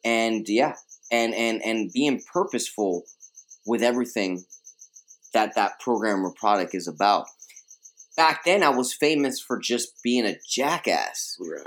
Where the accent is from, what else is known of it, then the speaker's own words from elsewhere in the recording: New York City, New York, United States; first language Spanish; English is a second language; I was uh, born and raised in Queens, uh, Queens, New York.